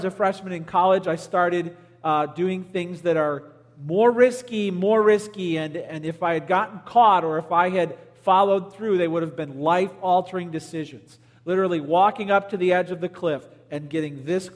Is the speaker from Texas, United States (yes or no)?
no; Palos, Illinois, United States; I grew up in Palos, went to Stagg High School.